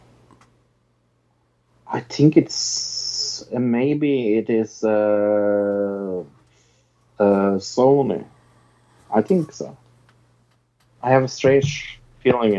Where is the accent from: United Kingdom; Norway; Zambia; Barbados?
Norway; I'm from Norway